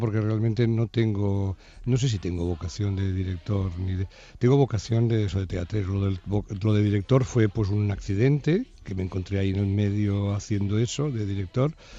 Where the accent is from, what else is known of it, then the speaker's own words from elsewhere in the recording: Barcelona, Catalonia, Spain; Somos de Barcelona